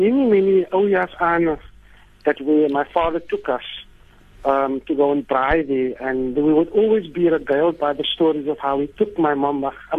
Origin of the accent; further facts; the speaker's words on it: South Africa; we are South African people.